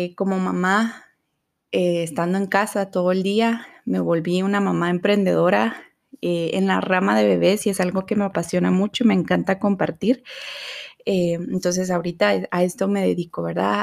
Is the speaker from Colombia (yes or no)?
no; Guatemala; soy de Guatemala